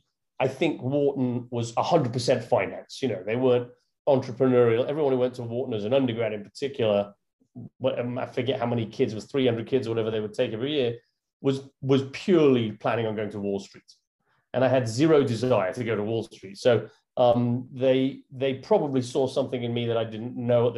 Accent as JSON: {"language": "English", "town": "Northampton", "region": "East Midlands", "country": "United Kingdom", "moved": "as an adult", "lives_now": "New York, United States", "said": "I'm from Northampton in England, the middle of England."}